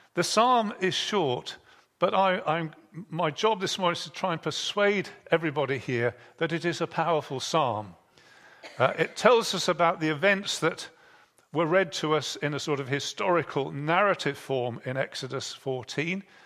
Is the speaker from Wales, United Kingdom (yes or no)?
no; Bridgnorth, West Midlands, United Kingdom; I was born in Bridge North, which has the river Severn going through it